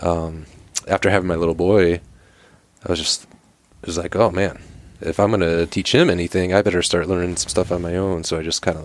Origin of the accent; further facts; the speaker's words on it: Michigan, United States; moved away; also born or lived in Seattle; I grew up hunting white-tailed deer in the Midwest there in Michigan, but lived a number of years in Seattle